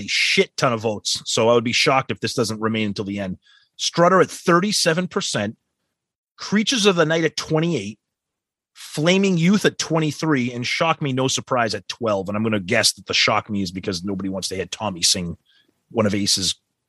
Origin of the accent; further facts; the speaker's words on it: Cheyenne, Wyoming, United States; I'm originally from Cheyenne, and I went back to see … on this tour.